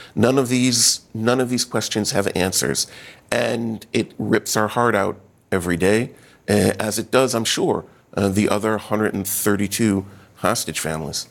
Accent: Nir Oz, Southern District, Israel; I'm from Kibbutz Nir Oz, which was destroyed on October 7th.

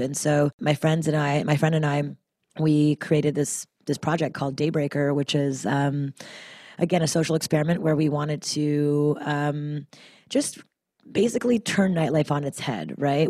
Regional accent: Montreal, Quebec, Canada; now in United States; as a Canadian, uh, from Montreal, I, you know, moving to America

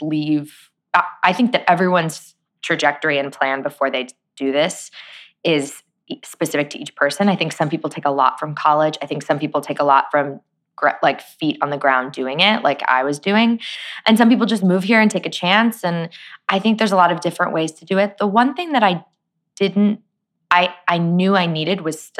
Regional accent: Phoenix, Arizona, United States; moved away as an adult; I grew up born and raised in Phoenix, Arizona

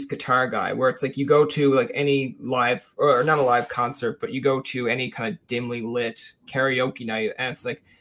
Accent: St. John's, Newfoundland and Labrador, Canada; also born or lived in Witless Bay; I grew up in the Ghouls

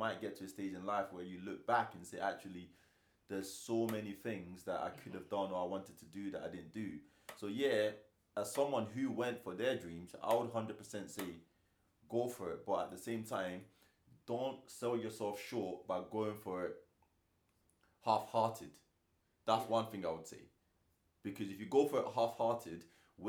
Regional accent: Nigeria; I'm Nigerian

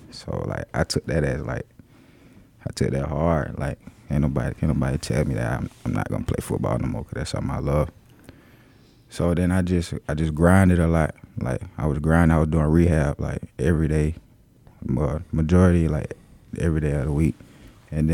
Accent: Waynesboro, Georgia, United States

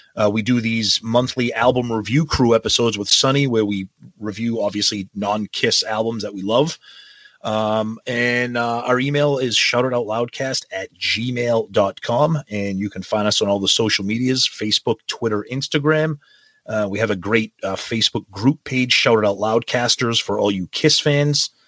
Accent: Medford, Massachusetts, United States; my hometown of Medford, Mass

